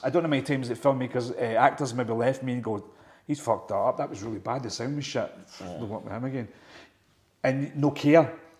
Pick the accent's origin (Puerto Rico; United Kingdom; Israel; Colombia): United Kingdom; Scotland; And I'm a Scottish guy running the boot.